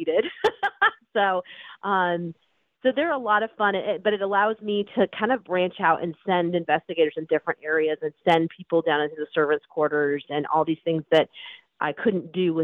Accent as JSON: {"language": "English", "country": "United States", "said": "as an American"}